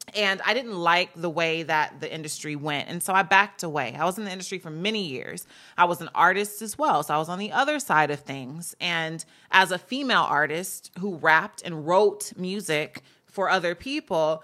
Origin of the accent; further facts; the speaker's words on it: Gardena, California, United States; also born or lived in New York; I was raised here, so I'm more so a Cali resident or a Cali person